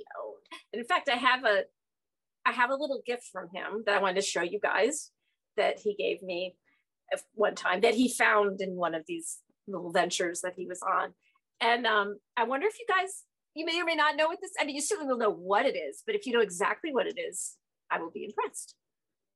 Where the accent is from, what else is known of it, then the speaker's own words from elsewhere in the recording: Philadelphia, Pennsylvania, United States; I'm from Philly